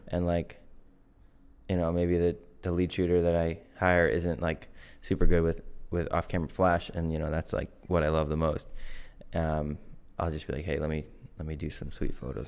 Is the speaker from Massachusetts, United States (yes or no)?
yes; Norton, Massachusetts, United States; I grew up in Norton, Massachusetts. Still in good old Norton